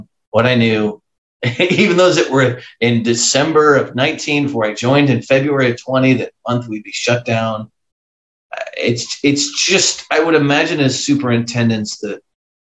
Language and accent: English; Southbury, Connecticut, United States; moved away; would I go back to little Southbury, Connecticut